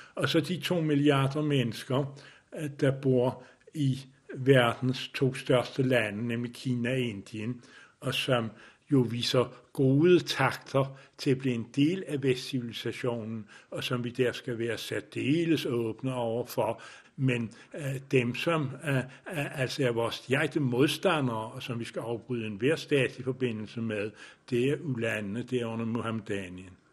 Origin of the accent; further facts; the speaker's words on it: Denmark; Jeg er vokset op i Danmark